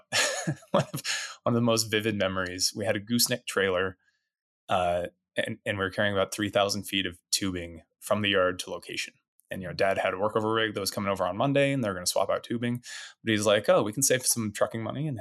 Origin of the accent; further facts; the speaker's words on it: Rangely, Colorado, United States; now in Denver, United States; I grew up in Western Colorado in a small town called Rangeley